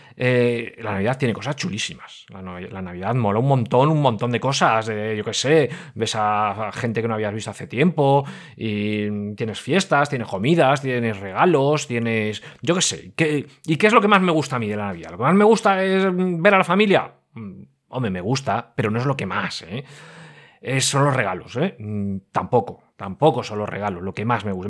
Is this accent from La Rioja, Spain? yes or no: no; Madrid, Community of Madrid, Spain; moved away; no vivo ahora en Madrid, pero yo soy madrileño, o oh, madrileño, pero madrileño, madrileño